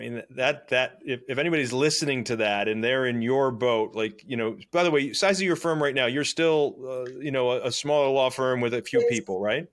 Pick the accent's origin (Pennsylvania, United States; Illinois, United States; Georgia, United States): Pennsylvania, United States; Scranton; I was raised in Scranton, Pennsylvania